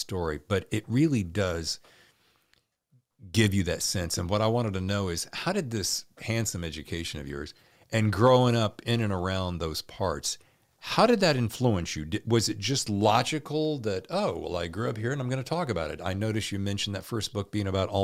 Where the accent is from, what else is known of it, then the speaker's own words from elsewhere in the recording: Lynchburg, Virginia, United States; moved away; also born or lived in Winston-Salem, North Carolina / Charlotte, North Carolina; I was born in Winston-Salem, North Carolina, grew up in Lynchburg